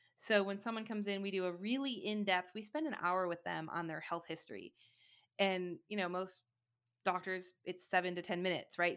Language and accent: English; Michigan, United States; now in Austin, United States; I grew up in Michigan